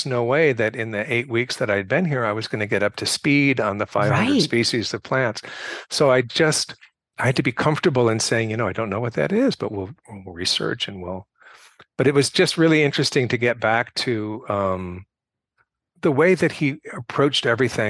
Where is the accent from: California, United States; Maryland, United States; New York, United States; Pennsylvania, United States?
California, United States; so I'm from California.